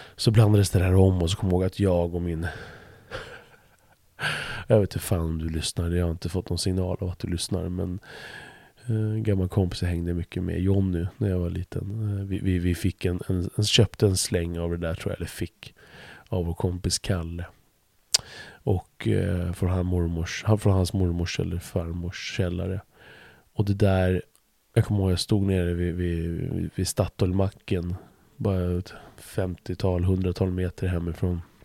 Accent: Stuvsta, Stockholm County, Sweden; när jag växte upp i Stuvsta

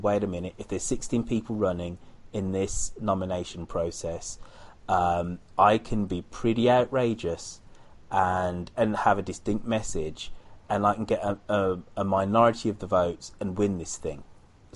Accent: United Kingdom; now in United States; I am British

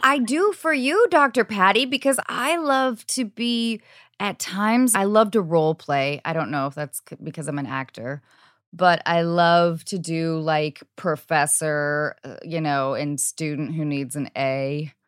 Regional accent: United States; being an American woman

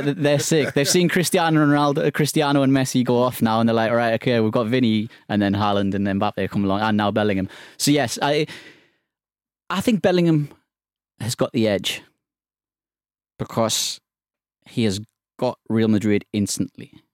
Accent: England, United Kingdom; as an Englishman

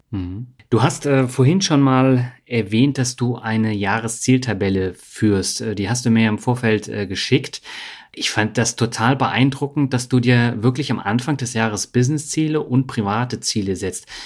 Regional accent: Berlin, Germany; moved away; also born or lived in Lübeck; in Berlin, wo ich aufgewachsen bin

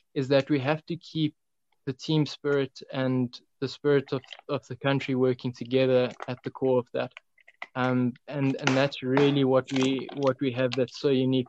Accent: South Africa; now in Tzaneen, South Africa; as a South African population

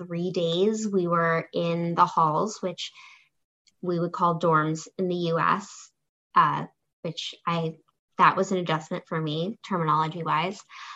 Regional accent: Connecticut, United States; I am from Connecticut, which is in the U.S. It's next to New York.

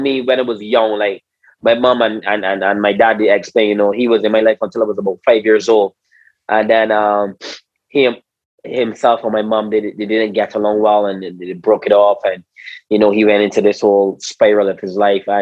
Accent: Christ Church, Barbados; I was born and raised in Barbados

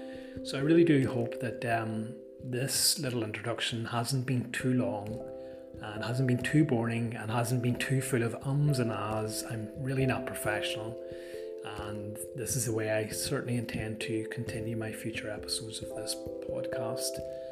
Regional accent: Northern Ireland, United Kingdom; obviously by the sound of my accent it wouldn't be too hard to guess, if you don't already know, that yes, I am from the country of Ireland and from the north of that island.

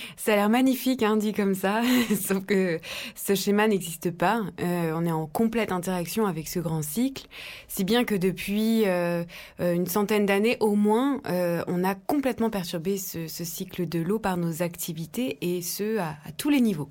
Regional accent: Dijon, Bourgogne-Franche-Comté, France; depuis ma, tendre enfance en Bourgogne, en Côte d'Or, j'ai grandi à Dijon

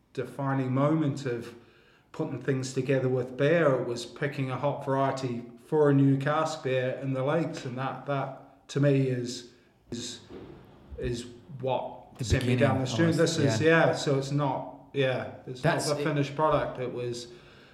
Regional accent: New Zealand; now in United Kingdom; originally from New Zealand

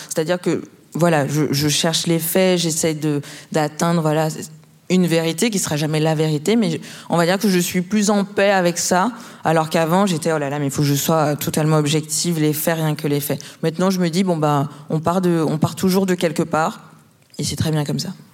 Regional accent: Martinique; je suis martiniquaise

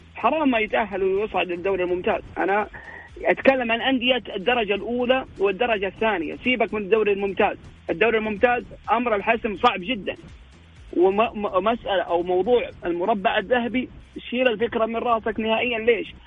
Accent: Saudi Arabia; عندنا في السعوديه

